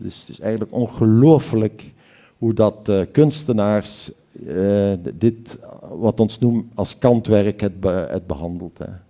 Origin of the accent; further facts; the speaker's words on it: Hasselt, Flanders, Belgium; dit is mijn provincie waar ik vandaan kom, zo ons ligt. Hier is nog een stukje van Nederland en dan is, is heel nabij Duitsland ook. En dit is de skyline van mijn stad